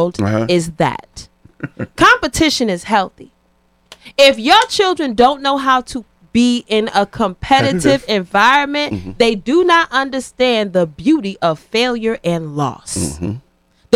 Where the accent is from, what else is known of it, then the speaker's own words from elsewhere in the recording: Hartford, Connecticut, United States; also born or lived in Georgia; I'm from Hartford.